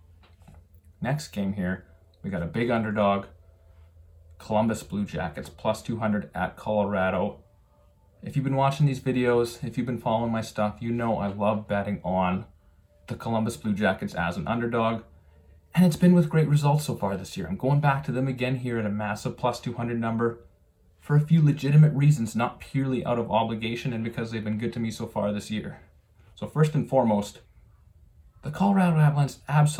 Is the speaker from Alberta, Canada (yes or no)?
yes; Calgary, Alberta, Canada; moved away; I'm originally from Calgary, so I grew up a Flames fan